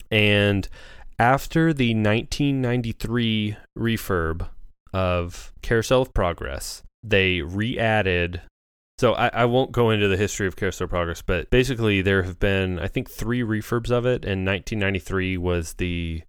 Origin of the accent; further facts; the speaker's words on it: United States; as an American person.